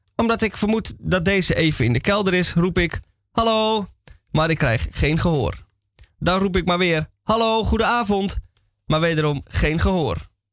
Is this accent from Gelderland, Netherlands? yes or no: no; Amsterdam, North Holland, Netherlands; ik uit Amsterdam kom